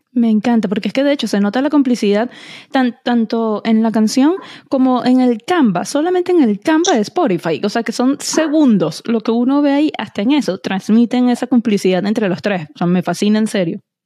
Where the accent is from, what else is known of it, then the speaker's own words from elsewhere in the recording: Venezuela; now in United States; yo soy venezolana